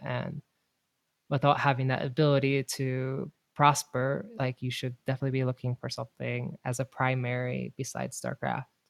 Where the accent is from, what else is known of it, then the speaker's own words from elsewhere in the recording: North Dakota, United States; moved away; North Dakota